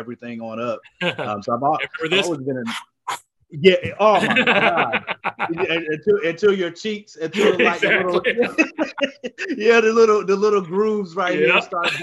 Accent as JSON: {"language": "English", "town": "Durham", "region": "North Carolina", "country": "United States", "said": "I'm from Durham, North Carolina"}